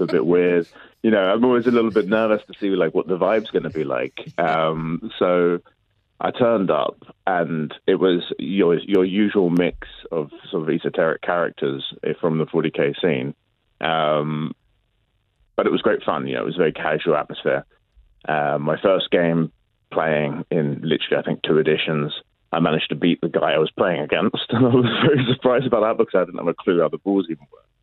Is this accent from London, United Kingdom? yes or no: yes; London, United Kingdom; I grew up in London